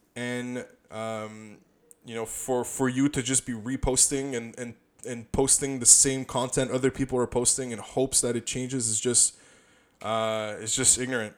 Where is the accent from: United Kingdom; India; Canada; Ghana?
Canada; we're from Canada